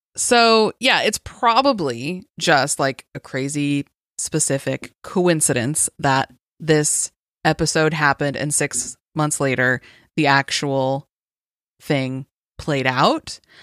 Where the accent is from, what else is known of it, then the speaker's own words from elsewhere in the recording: Las Vegas, Nevada, United States; growing up in Las Vegas